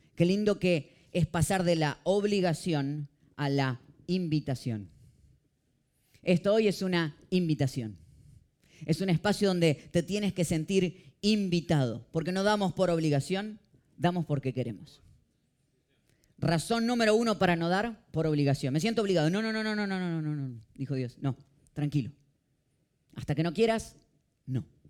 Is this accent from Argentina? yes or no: yes; Argentina; now in Miami, United States; yo salgo y en dos horas estoy en mi país